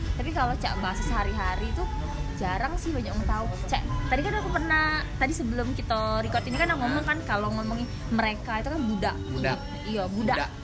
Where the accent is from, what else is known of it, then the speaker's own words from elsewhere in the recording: Palembang, South Sumatra, Indonesia; aku pakai bahasa Palembang karena lahir besar di sini